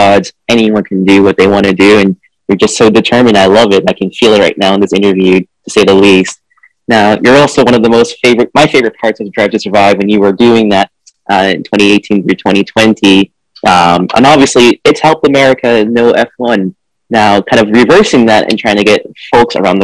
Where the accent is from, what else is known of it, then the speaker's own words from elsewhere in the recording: Boston, Massachusetts, United States; moved away; also born or lived in Philippines; I grew up in Boston and I lived in the Philippines for 4 years